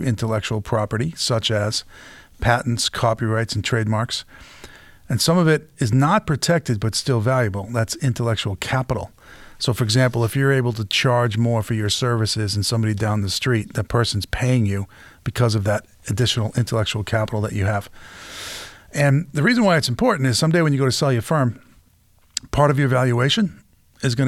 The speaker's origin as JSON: {"language": "English", "town": "Boston", "region": "Massachusetts", "country": "United States", "said": "I'm from Boston"}